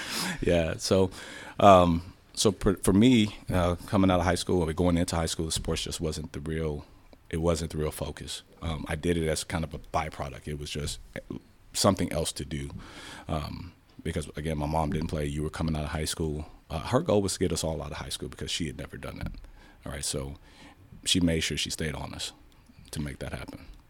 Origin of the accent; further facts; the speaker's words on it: Chicago, Illinois, United States; now in Dallas, United States; Born and raised in Chicago.